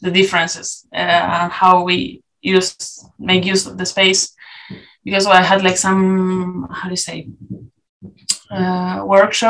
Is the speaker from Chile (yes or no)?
yes; Chile; English is a second language; now in Lille, France; we come from Chile